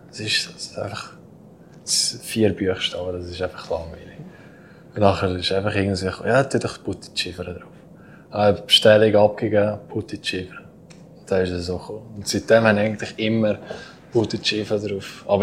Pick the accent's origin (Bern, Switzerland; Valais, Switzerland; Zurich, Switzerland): Valais, Switzerland; es geht zurück auf die Zeit, wo ich gerade auf Davos gewechselt habe. Mhm. Ja, dann kommst du als Walliser dann Brief und nachher äh, sagen alle, ja, red mal etwas